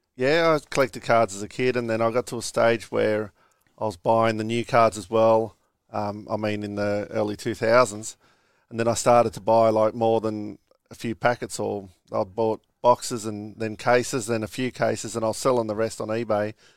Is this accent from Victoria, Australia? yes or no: no; Moorebank, New South Wales, Australia; I'm from Moorbank. Um, yeah, just a normal childhood